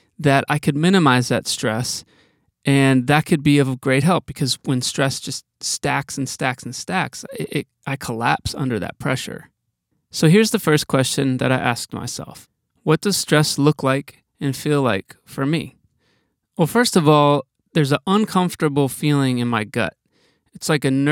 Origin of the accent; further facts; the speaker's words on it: Wisconsin, United States; I'm from Wisconsin